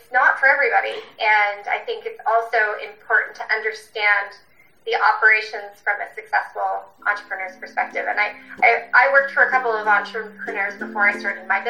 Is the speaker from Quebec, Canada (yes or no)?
no; Ontario, Canada; moved away as an adult; now in Whistler, Canada; I'm originally from Ontario, and I made the big move out west to go to university